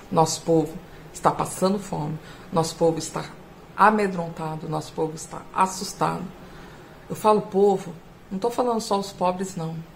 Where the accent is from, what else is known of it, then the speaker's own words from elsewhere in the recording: São Paulo, Brazil; Temos aí agora, eu sou aqui do estado de São Paulo, estou vivendo esse horror.